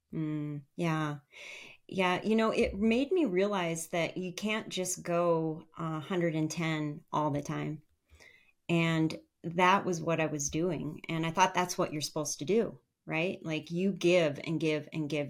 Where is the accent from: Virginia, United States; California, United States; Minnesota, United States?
Minnesota, United States; northern; eventually we settled in my hometown in northern Minnesota